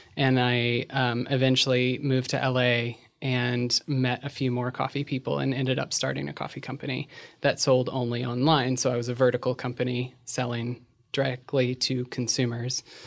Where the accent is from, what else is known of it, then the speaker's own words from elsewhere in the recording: Virginia, United States; moved away as an adult; also born or lived in Shenandoah Valley; now in Los Angeles, United States; I'm a transgender woman who grew up in Virginia, relocated to L A about eight years ago